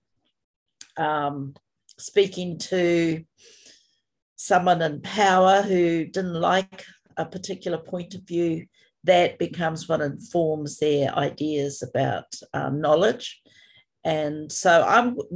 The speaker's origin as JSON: {"language": "English", "country": "New Zealand", "said": "I'm from Aotearoa, New Zealand, and at the moment I'm coming to you from a place called Rotorua in the middle of the North Island."}